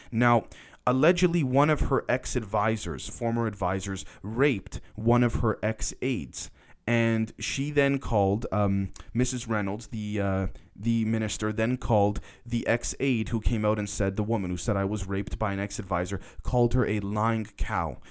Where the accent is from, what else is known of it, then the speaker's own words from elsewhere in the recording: Canada; I'm a Canadian. I'm not an American.